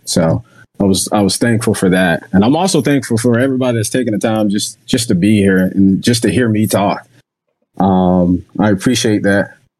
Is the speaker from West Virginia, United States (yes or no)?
no; Jacksonville, Florida, United States; moved away; I'm originally from Jacksonville, Florida